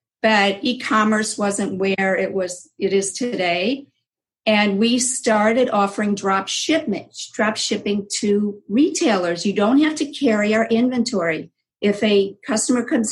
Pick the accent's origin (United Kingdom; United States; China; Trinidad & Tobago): United States; Cleveland, Ohio; also born or lived in Israel; I was born in Israel. I came here when I was a year, and we're both from immigrant families. Yes. And my parents went to Cleveland, Ohio